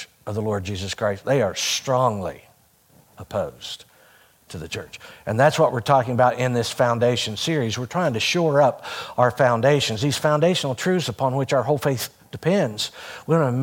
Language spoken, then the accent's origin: English; Hurricane, West Virginia, United States; moved away as an adult; also born or lived in Ohio; now in West Virginia, United States; I grew up out on Coal Mountain, but I lived just across the Putnam County line. So I went all 12 years of school to Hurricane